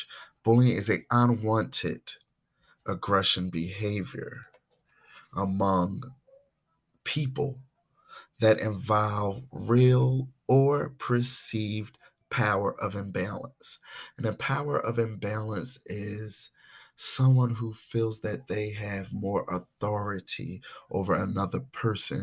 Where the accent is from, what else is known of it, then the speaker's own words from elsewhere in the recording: Philadelphia, Pennsylvania, United States; I was born and raised in Philadelphia, Mount Airy section